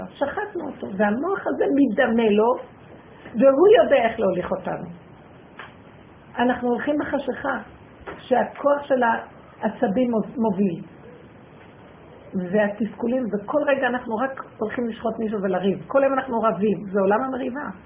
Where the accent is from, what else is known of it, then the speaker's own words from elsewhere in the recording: Jerusalem, Jerusalem District, Israel; כשהייתי ילדה, אגרתי ליד הדף עין כרם.